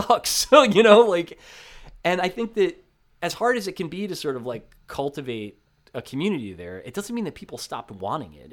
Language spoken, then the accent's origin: English; New Jersey, United States; Growing up in New Jersey